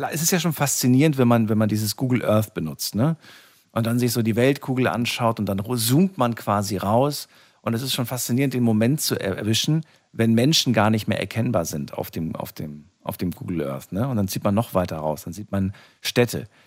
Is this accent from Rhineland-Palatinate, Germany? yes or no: yes; Rhineland-Palatinate, Germany; ich bin ja aus der Nähe von Kaiserslautern.